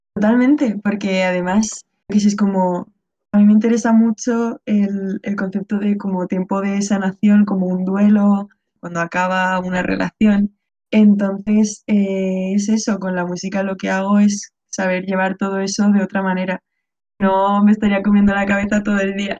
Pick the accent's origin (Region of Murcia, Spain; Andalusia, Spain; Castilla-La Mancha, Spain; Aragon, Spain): Region of Murcia, Spain; a mí que soy murciana